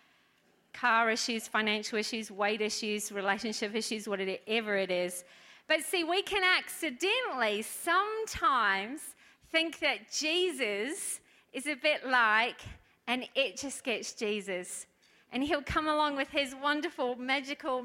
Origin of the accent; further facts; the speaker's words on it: New Zealand; moved away; I'm from New Zealand